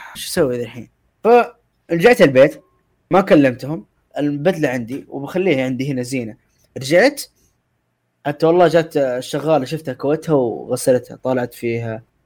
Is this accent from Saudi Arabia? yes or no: yes; Mecca, Makkah Province, Saudi Arabia; انا من شرق مكه